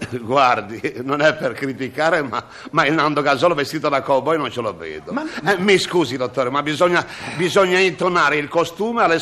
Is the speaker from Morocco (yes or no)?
no; Genoa, Liguria, Italy; scusi io sa, sono genovese ogni tanto...